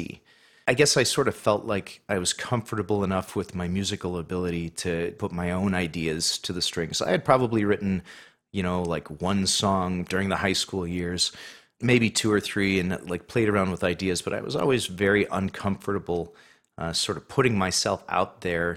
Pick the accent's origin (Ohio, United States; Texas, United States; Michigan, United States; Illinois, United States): Illinois, United States; Chicago; I was born at, I believe it's Mercy Hospital in Chicago